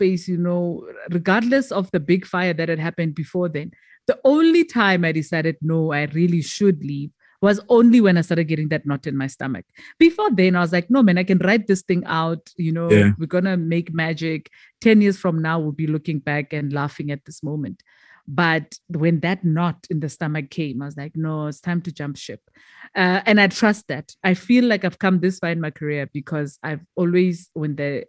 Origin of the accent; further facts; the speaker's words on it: South Africa; first language Tswana; English is a second language; And then with Motsweding now, it's my mother tongue